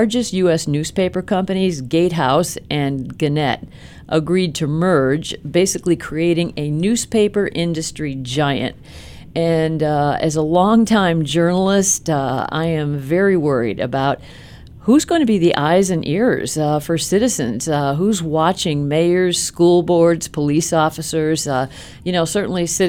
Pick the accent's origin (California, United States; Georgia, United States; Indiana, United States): Indiana, United States; South Bend; I'm a Hoosier